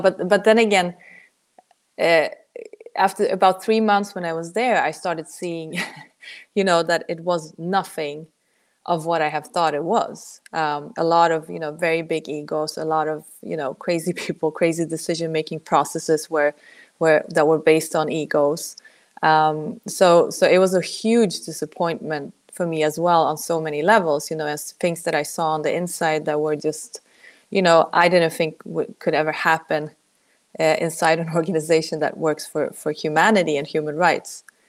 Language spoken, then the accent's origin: English; Sweden; moved away as an adult; also born or lived in Poland; now in United States; my origins are Polish, actually, but I grew up in Sweden.